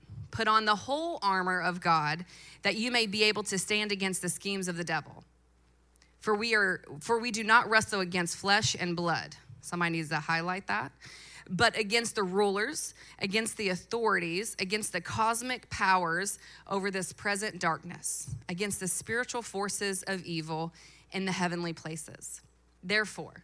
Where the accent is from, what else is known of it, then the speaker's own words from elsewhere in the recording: Louisville, Kentucky, United States; I was born and raised in Louisville. I went to PRP High School